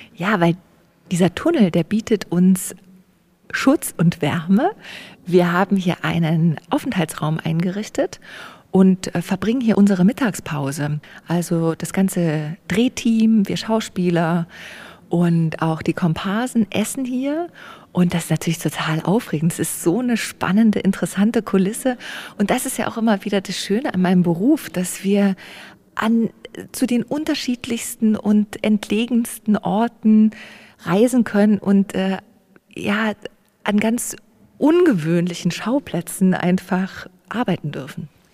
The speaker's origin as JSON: {"language": "German", "area": "Erzgebirge", "region": "Saxony", "country": "Germany", "tie": "born or raised there", "moved": "yes", "said": "in meiner Heimat, wo ich eben aufgewachsen bin"}